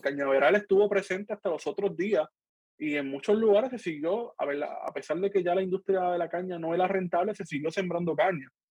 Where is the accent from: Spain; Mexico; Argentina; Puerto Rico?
Puerto Rico; Cabo Rojo; soy de Cabo Rojo